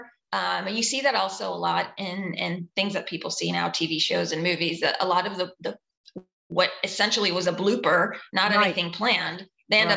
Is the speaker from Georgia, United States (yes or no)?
yes; Atlanta, Georgia, United States; accent: Southern; I grew up in Atlanta, so I'm able to draw that Southern accent sometimes when I need it